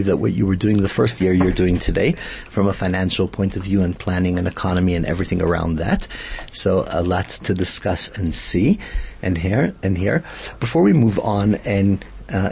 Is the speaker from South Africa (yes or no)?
yes; South Africa; the way we live as South African Jews here